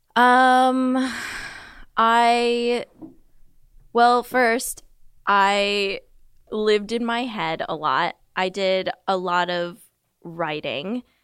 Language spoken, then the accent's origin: English; Southern California, United States; I grew up in Southern California, about forty miles southeast of L